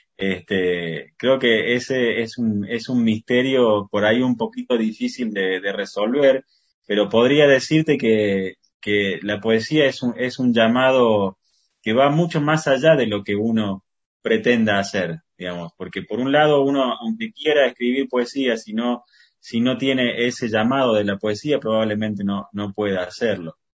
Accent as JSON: {"language": "Spanish", "region": "Córdoba", "country": "Argentina", "tie": "born or raised there", "said": "nací en Córdoba"}